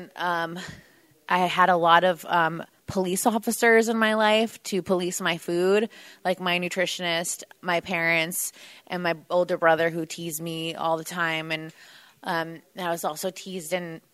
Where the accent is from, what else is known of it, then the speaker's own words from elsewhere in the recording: New Jersey, United States; moved away; I'm originally from New Jersey